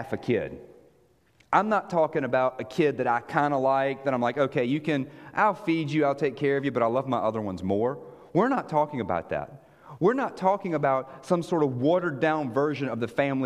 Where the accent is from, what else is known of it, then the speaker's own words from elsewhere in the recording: United States; moved away as an adult; also born or lived in Israel; American that sounds like this